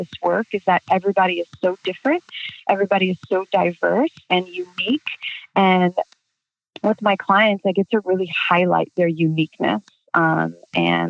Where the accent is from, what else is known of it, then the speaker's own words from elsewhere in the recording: Chicago, Illinois, United States; moved away as an adult; now in Southern California, United States; I'm originally from Chicago, and I now live in Southern California.